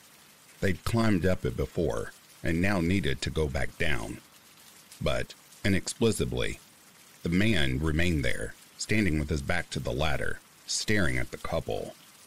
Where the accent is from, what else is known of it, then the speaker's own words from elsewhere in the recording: Montana, United States; now in Boise, United States; I drove all the way from Louisiana to my hometown in Montana without incident.